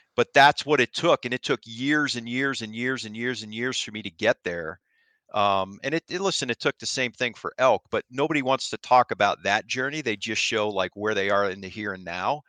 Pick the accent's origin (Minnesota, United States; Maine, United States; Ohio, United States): Ohio, United States; moved away as an adult; I grew up in Ohio like I said, self-taught archery hunter for whitetail